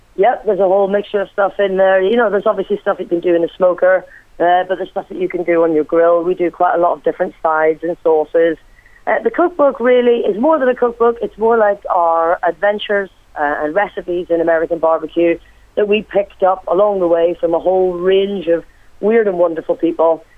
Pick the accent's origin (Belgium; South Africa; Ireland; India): Ireland; moved away; also born or lived in Wales; me being Irish myself